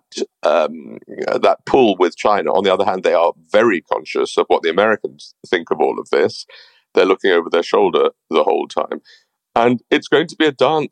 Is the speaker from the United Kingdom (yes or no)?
yes; United Kingdom; as a Brit